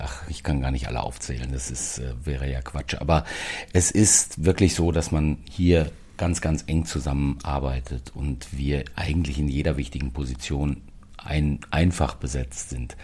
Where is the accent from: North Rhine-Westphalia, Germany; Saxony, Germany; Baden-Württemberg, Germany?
North Rhine-Westphalia, Germany; the Ruhr area; now in Berlin, Germany; die Heimatdialekte hört und die Sprache aus dem Pott